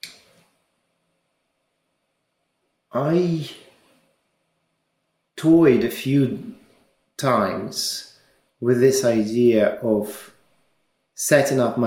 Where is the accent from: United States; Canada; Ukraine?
Ukraine; moved away as an adult; also born or lived in Russia; now in United Kingdom; I was born in Ukraine. I studied in Ukraine.